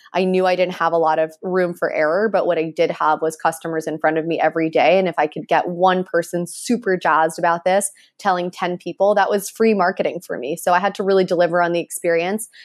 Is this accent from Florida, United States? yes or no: yes; Miami, Florida, United States; growing up in Miami